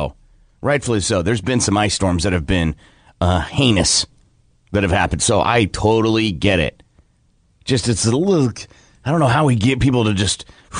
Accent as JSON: {"language": "English", "region": "Iowa", "country": "United States", "tie": "born or raised there", "moved": "yes", "lives_now": "Oklahoma, United States", "said": "at least even growing up in Iowa"}